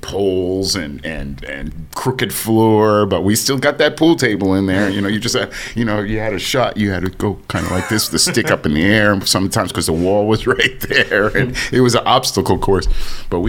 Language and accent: English; Maplewood, New Jersey, United States; also born or lived in East Orange, New Jersey; I grew up in Jersey. I grew up mostly, I was born in East Orange, but I moved to Maplewood in 66, and I grew up in Maplewood, New Jersey.